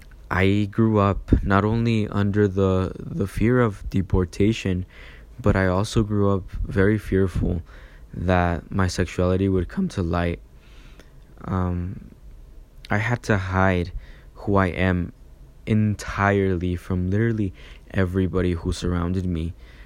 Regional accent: Chihuahua, Mexico; born there; I was born in Mexico in the beautiful state of Chihuahua on April 25th.

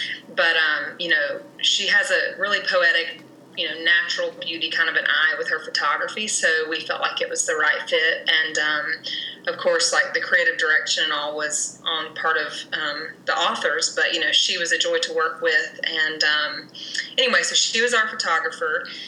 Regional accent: Port St. Joe, Florida, United States; also born or lived in Atlanta, Georgia; Port St. Joe is actually where I was born and raised, so it definitely is just home to me. You know, that's where, you know, my dad's family is there from generations, and yeah, so it's just really home. I went to high school there

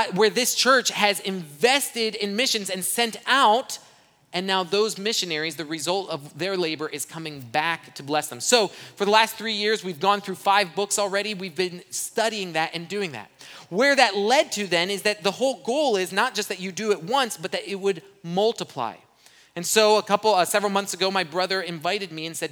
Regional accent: Brazil; now in United States; I grew up in Brazil. I'm fluent in Portuguese. When I left Brazil, I didn't have an accent

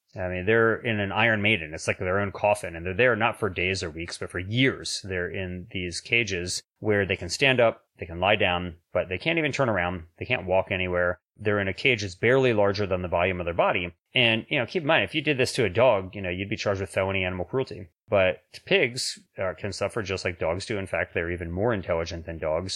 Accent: Washington, District of Columbia, United States; moved away as an adult; now in Sacramento, United States; I was actually born in D C proper and went to high school and college in D C proper.

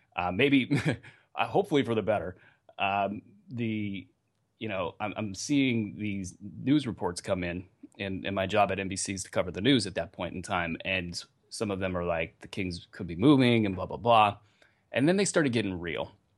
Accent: Northern California, United States; I grew up in Northern California

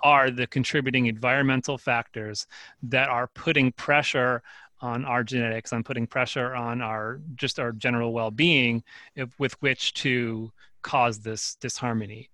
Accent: Northeast New Jersey, United States; I grew up in New, North New Jersey, Northeast New Jersey. I mean, pretty much outside of New York City within the suburban sprawl of that.

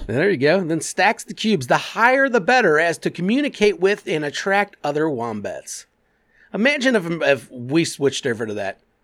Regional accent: Clermont County, Ohio, United States; I grew up in Claremont County.

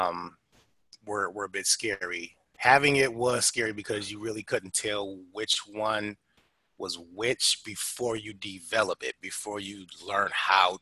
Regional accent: Detroit, Michigan, United States; moved away; I grew up in Detroit, and this was a time where looking the way that I look was enough to get you bullied

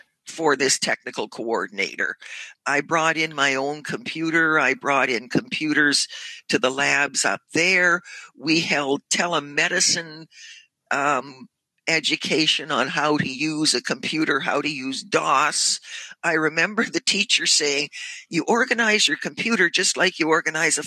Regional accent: near Sudbury, Ontario, Canada; also born or lived in Port Perry / Toronto; this is near my hometown

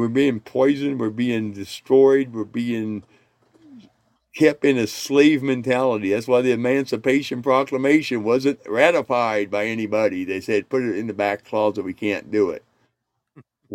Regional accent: Indiana, United States; moved away; also born or lived in North Carolina / Colorado / Korea; I grew up in Indiana.

